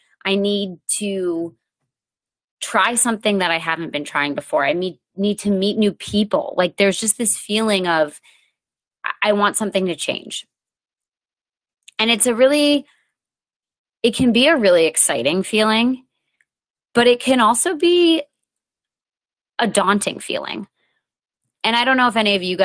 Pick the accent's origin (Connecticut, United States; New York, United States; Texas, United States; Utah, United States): Connecticut, United States; New England; I grew up in New England